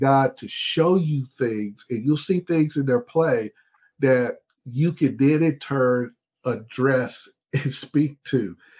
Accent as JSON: {"language": "English", "region": "Texas", "country": "United States", "said": "I'm a Texan."}